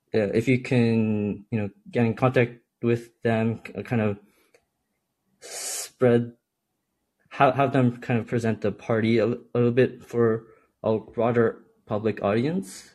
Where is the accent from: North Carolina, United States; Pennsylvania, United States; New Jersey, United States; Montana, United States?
New Jersey, United States; I grew up in New Jersey, like just outside of New York City